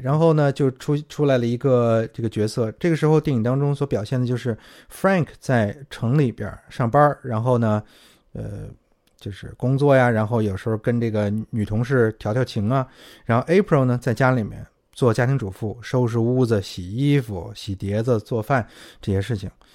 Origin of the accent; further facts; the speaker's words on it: China; 我们中国人